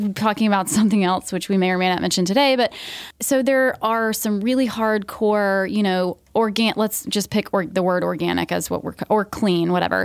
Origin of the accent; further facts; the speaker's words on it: Georgia, United States; I grew up in Georgia